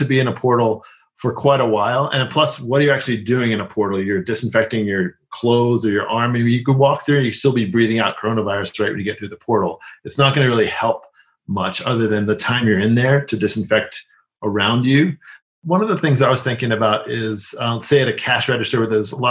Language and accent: English; New York City, New York, United States; I grew up in New York City